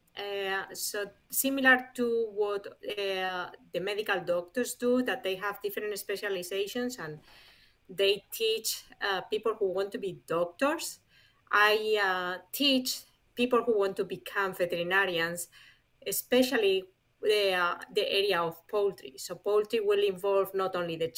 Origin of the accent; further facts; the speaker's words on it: Spain; moved away as an adult; also born or lived in Canada; Spain originally